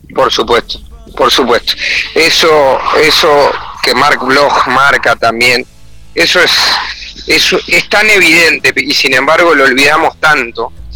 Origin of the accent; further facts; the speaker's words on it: Uruguay; nuestra actualidad como uruguayos